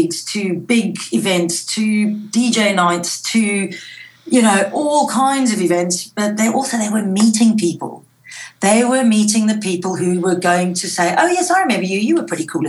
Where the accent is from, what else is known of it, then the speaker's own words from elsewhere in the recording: South Africa; moved away; I grew up in South Africa where school was very strict.